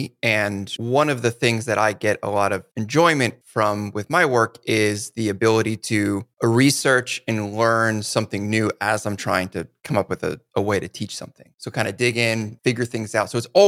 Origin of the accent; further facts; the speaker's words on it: Northeast, United States; And so I grew up in the Northeast in one of the original 13 colonies.